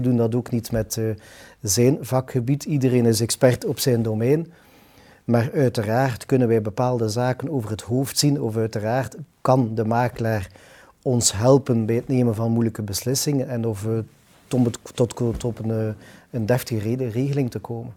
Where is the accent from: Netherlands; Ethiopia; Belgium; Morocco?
Belgium; Ghent, Flanders; We zijn dan ook nog allebei Gentenaars